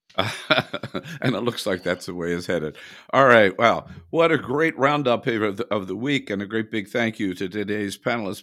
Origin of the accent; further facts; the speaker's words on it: California, United States; I am from California